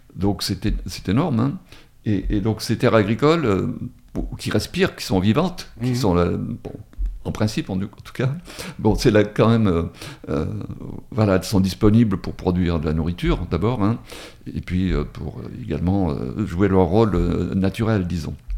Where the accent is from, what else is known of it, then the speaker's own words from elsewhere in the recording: Drôme, Auvergne-Rhône-Alpes, France; also born or lived in Paris region; now in Valence, France; j'ai été dans la région parisienne, mais je suis originaire de la Drôme hein, quand même, mais j'ai fait l'essentiel de ma carrière dans la région parisienne